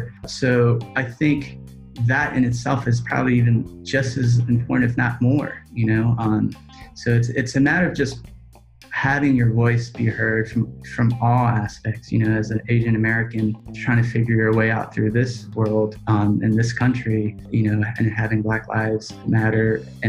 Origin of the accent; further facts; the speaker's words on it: Laos; Oh, man, it's like, I'm a refugee from Laos.